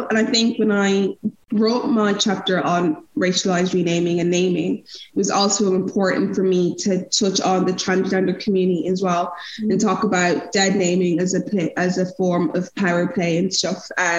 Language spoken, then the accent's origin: English; Nigeria; now in Europe; But I think as a Nigerian woman, names are so important